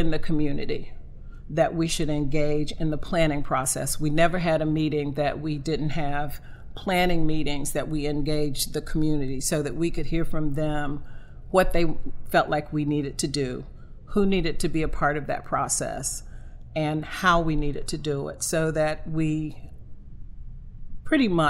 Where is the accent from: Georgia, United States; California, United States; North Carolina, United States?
North Carolina, United States; Sampson County; born or raised there; moved away as an adult